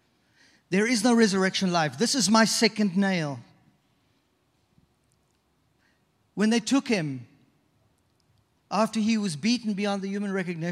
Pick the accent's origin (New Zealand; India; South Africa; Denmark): South Africa; moved away as an adult; also born or lived in British Virgin Islands; now in Toronto, Canada; We grew up in South Africa.